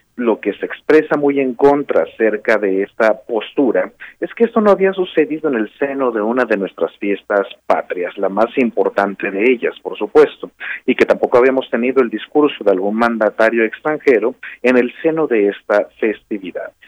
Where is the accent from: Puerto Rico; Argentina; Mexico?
Mexico; como mexicanas, como mexicanos